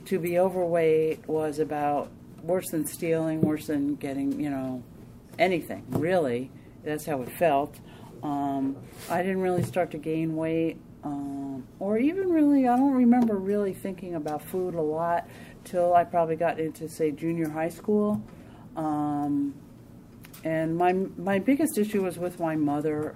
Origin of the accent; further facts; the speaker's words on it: New Jersey, United States; I'm from New Jersey, and this was I lived in New Jersey, and moved back up to where my parents near where my parents live